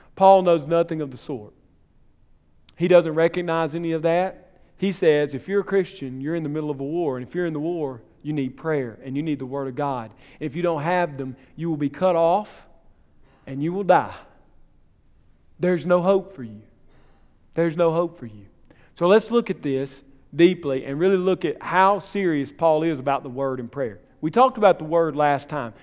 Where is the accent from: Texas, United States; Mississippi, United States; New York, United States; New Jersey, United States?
Mississippi, United States; Columbus; My hometown, Columbus